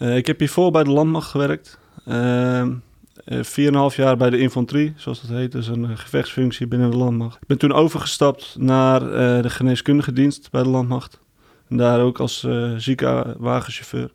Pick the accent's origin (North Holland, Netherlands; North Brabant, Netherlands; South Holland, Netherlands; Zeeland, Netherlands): North Holland, Netherlands; Heerhugowaard; ik kom zelf uit Herengewaard